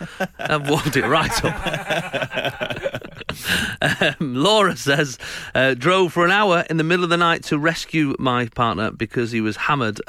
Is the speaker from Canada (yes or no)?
no; Winchester, South East England, United Kingdom; I'm from Winchester.